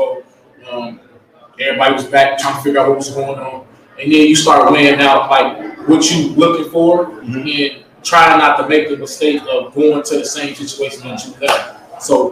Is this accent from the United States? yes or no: yes; Chicago, Illinois, United States; moved away as an adult; now in Mississippi, United States; I'm from Chicago, man, the South Side, the inner city